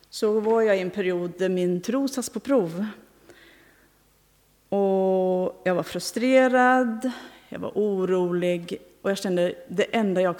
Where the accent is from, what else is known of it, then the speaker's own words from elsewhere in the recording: Tanzania; now in Sweden; Bland annat en i Tanzania i det område där jag växte upp.